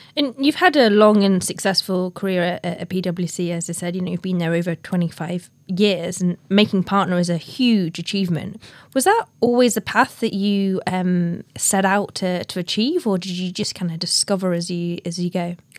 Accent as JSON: {"language": "English", "region": "the north of England", "country": "United Kingdom", "said": "a northern girl like me."}